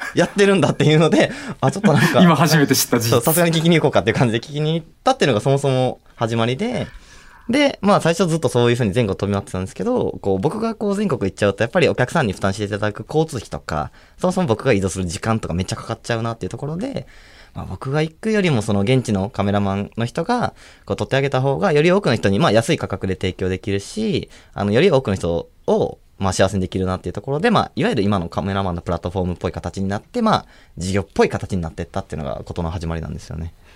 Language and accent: Japanese; Kansai, Japan; also born or lived in Osaka; 関西から来たんですけど